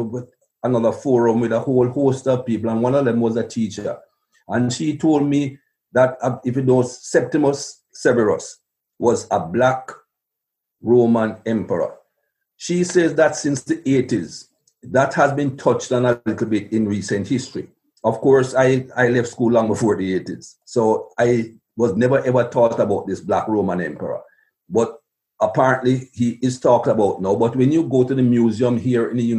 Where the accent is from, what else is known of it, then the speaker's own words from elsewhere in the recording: Jamaica; When I was a young man growing up in Jamaica